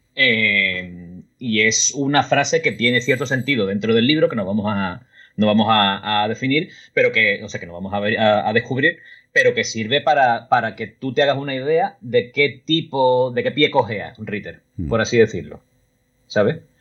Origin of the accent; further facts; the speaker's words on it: Cádiz, Andalusia, Spain; moved away as an adult; now in Berlin, Germany; un tío de Cádiz que escribe libros